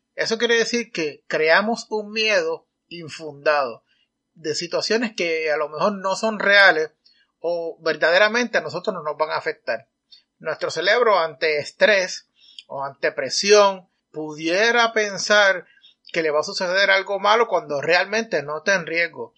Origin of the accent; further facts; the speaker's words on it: Puerto Rico; en mi país, Puerto Rico